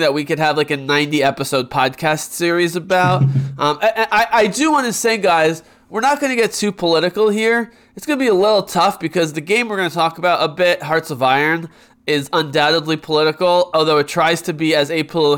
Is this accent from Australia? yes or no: no; United States; me being American